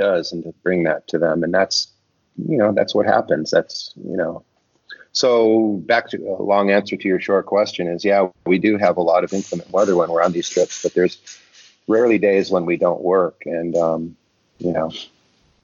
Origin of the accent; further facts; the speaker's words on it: Detroit, Michigan, United States; I grew up in Detroit and I lived very near the Rouge auto plant